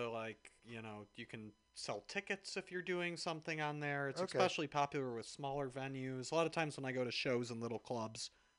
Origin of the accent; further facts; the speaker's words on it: Chicago, Illinois, United States; now in San Francisco, United States; I'm from Chicago, so I like thicker cuts